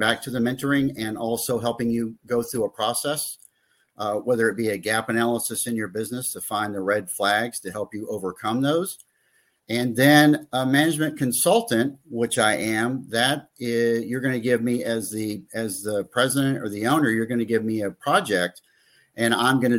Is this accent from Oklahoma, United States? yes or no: no; Fort Pierce, Florida, United States; moved away as an adult; also born or lived in Kansas City; I'm back in my hometown, Fort Pierce